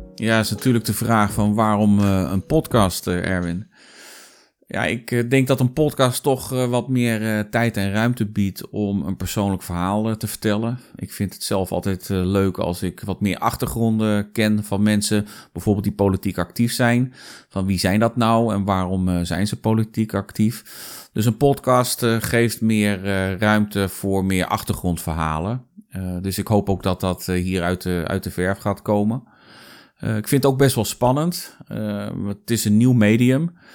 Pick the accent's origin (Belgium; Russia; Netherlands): Netherlands; Zeist, Utrecht; moved away as an adult; also born or lived in Amsterdam; Ik ben geboren en getogen in Zeist